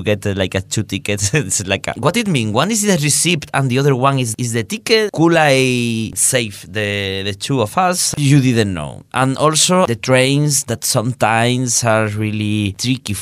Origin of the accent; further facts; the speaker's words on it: Malaga, Andalusia, Spain; moved away as an adult; now in Hungary; in my hometown, I have really close people that produce